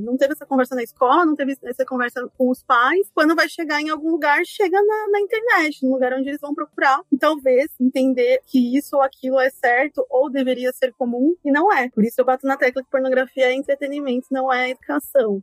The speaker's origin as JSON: {"language": "Portuguese", "region": "São Paulo", "country": "Brazil", "said": "Eu sou paulistana"}